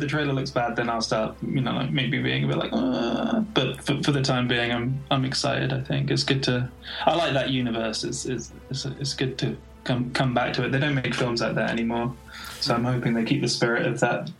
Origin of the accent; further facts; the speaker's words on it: England, United Kingdom; someone from England that, you know, watching a movie like that already, a lot of that humor's lost on me because, you know, I'm not from the States.